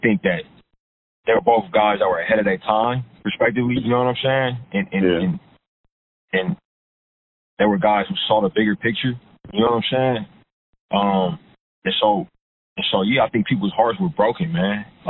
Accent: Oakland, California, United States; moved away; also born or lived in Richmond, California / Los Angeles; I grew up in Oakland and in Richmond.

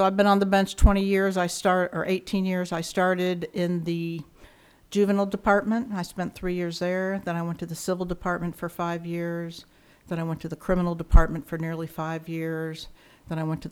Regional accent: Ashland, Kentucky, United States; moved away as an adult; now in Arizona, United States; I grew up in a small town called Ashland, Kentucky

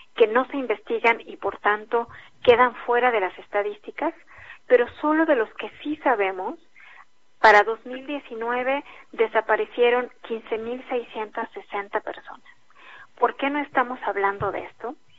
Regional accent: Mexico; como Estado mexicano

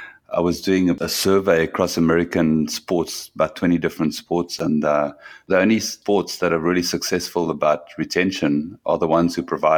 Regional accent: South Africa; back in 1996, I was on exchange from South Africa to RFU

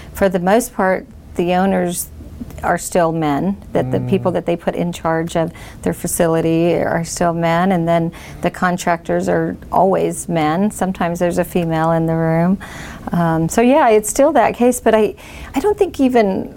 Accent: Bakersfield, California, United States; I was born and raised in East Bakersfield

